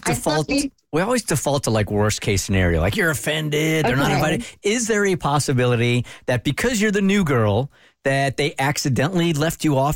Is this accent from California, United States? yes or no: yes; San Diego, California, United States; moved away; I'm from San Diego.